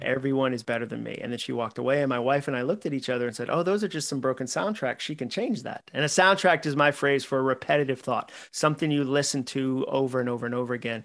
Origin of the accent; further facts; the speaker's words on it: Massachusetts, United States; I grew up in Massachusetts